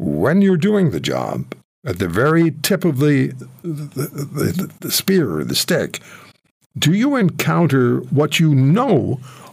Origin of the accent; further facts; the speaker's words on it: Canada; As one Canadian to another